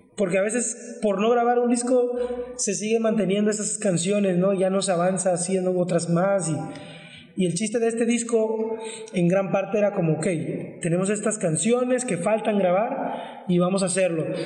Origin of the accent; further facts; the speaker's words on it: Villahermosa, Tabasco, Mexico; somos originarios de Villahermosa, Tabasco